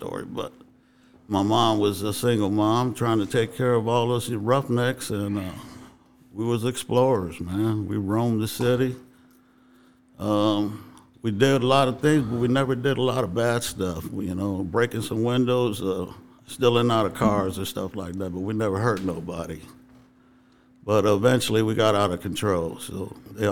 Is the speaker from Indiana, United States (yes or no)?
yes; East Chicago, Indiana, United States; I was born and raised right here in East Chicago